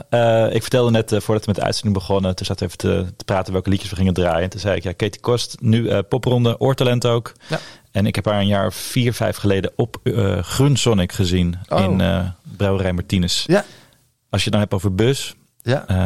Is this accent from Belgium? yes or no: no; Amsterdam, North Holland, Netherlands